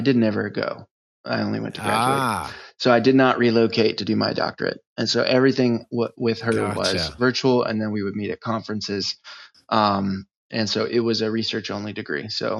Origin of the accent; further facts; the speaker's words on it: United States; Well, I'm from the United States. I grew up all over the place. My dad was in the Navy, and so I popped around a bit.